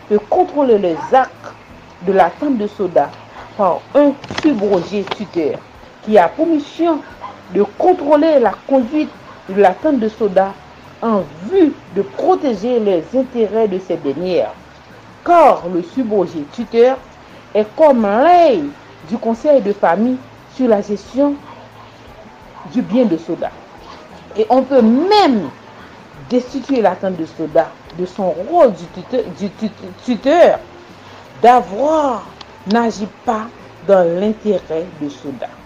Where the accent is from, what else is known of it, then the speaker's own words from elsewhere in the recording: Haiti; Je suis haïtienne.